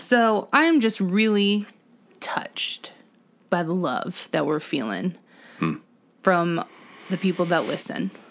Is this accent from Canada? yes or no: no; Ohio, United States; We are from Ohio